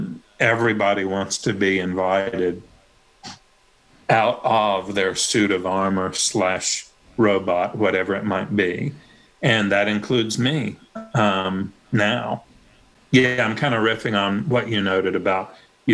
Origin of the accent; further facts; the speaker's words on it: Tennessee, United States; I'm from Tennessee. I went to a public school when I was really little, but I went to a private school after